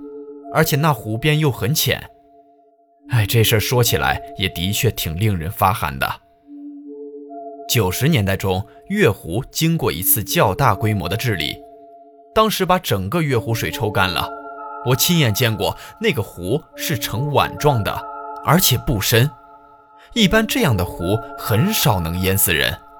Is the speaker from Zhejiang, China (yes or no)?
yes; Ningbo, Zhejiang, China; 我们宁波话